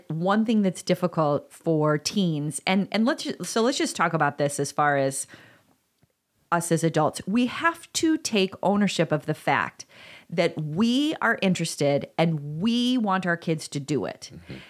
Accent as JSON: {"language": "English", "town": "DeKalb", "region": "Illinois", "country": "United States", "tie": "born or raised there", "said": "It's I grew up in DeKalb and that was a big symbol and it was everywhere."}